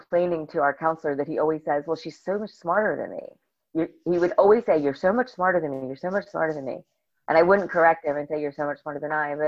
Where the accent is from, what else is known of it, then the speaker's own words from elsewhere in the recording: Bergen County, New Jersey, United States; I grew up in Bergen County, New Jersey